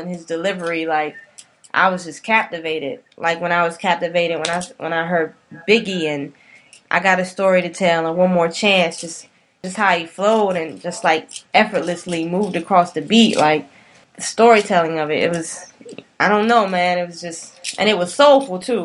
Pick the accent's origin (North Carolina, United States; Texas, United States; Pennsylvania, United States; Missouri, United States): North Carolina, United States; Snow Hill; also born or lived in Raleigh, North Carolina; growing up in North Carolina and Snow Hill and Raleigh